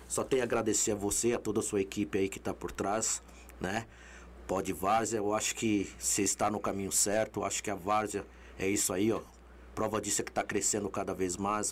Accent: Brazil; todo brasileiro, eu tenho fé

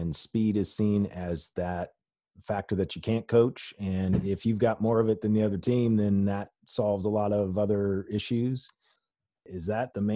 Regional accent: Midwest, United States; I grew up in the Midwest

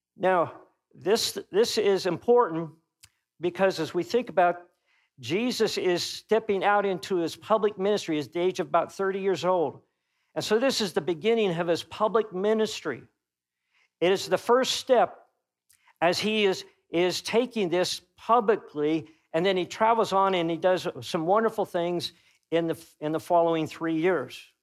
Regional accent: Topeka, Kansas, United States; moved away; when I go back home to my hometown, which I was raised, I would consider Topeka, Kansas, my hometown

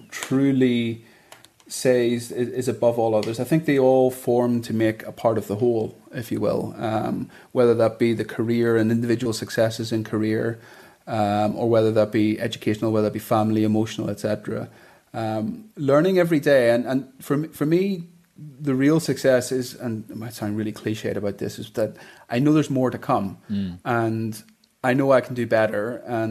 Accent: Bangor, Northern Ireland, United Kingdom; moved away as an adult; also born or lived in England / London; now in Dubai, United Arab Emirates; I grew up in Bangor

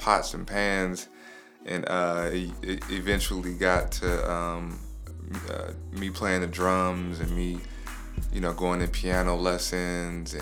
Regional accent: Los Angeles, California, United States; I'm originally from Leimert Park. That's where I really grew up at.

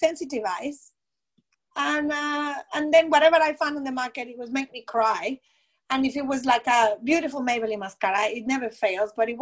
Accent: Mexico; English is a second language; moved away as an adult; now in Australia; we're both from Mexico

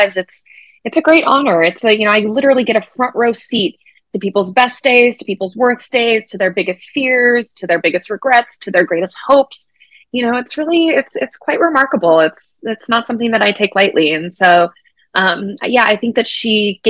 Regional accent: Colorado, United States; now in Minnesota, United States; I was born and raised in Colorado. I'm a sixth generation native.

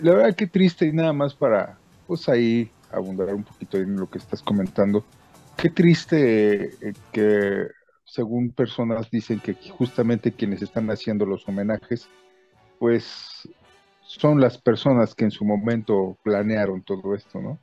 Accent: Mexico; como mexicanos

